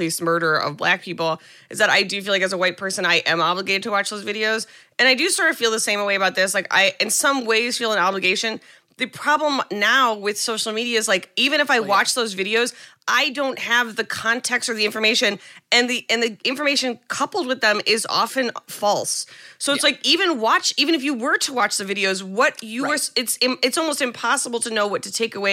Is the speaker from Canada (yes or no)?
no; United States; as an American